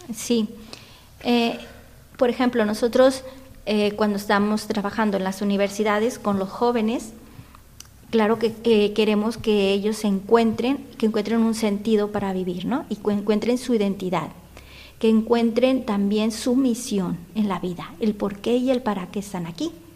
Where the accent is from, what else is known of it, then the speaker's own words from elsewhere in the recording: Sinaloa, Mexico; moved away as an adult; also born or lived in Guadalajara / Chile; now in Spain; yo soy de México, y, pero vivía yo en Sinaloa y me fui a estudiar a Guadalajara.